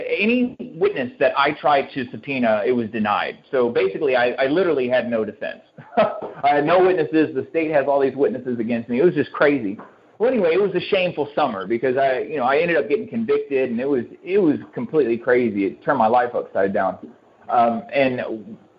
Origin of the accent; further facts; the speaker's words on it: Houston, Texas, United States; I'm from Houston